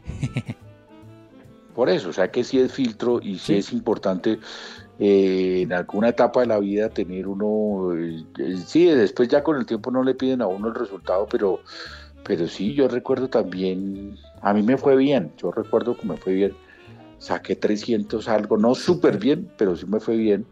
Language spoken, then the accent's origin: Spanish; Colombia; como estudiantes colombianos con y sin discapacidad